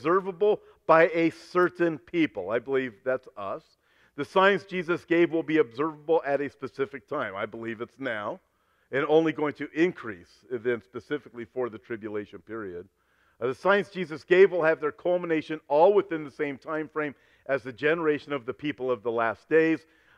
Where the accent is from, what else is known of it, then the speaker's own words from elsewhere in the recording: Los Angeles, California, United States; I was born in Los Angeles. I've never lived outside of Southern California